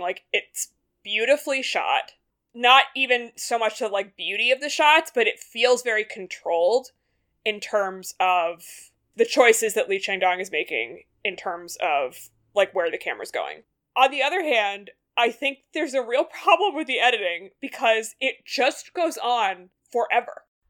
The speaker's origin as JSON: {"language": "English", "country": "United States", "said": "as an American viewer"}